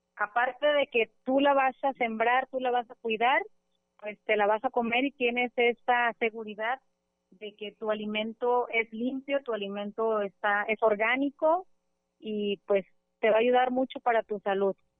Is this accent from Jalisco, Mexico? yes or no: yes; El Grullo, Jalisco, Mexico; soy de aquí del Grullo, aquí vivo en el Grullo